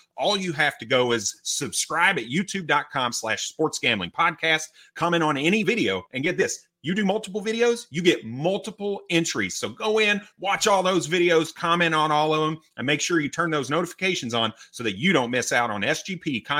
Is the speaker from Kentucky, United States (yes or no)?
yes; Kentucky, United States; I'd be happy if Bailey Zappi got the opportunity there also because I'm from Kentucky.